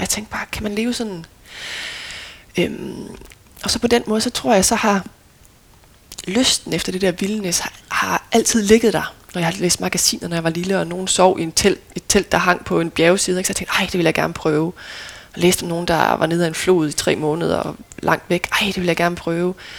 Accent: Lemvig, Central Denmark Region, Denmark; moved away; also born or lived in Aarhus; jeg er født i Aarhus og boede der indtil jeg var fire, men ja. så flyttede vi til Lemvi, så jeg føler mig som vestjyde ja. og som lemvier

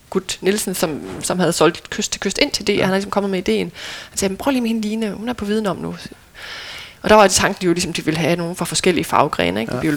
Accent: North Denmark Region, Denmark; for selvom jeg er vokset op ved Limfjorden, jamen, så har vi altid været ved den vestlige del af Limfjorden

